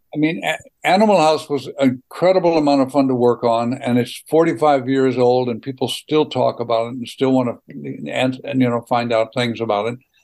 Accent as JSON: {"language": "English", "region": "Missouri", "country": "United States", "also_born_or_lived": "Los Angeles / Wisconsin", "accent": "Missouri", "moved": "yes", "said": "my Missouri accent"}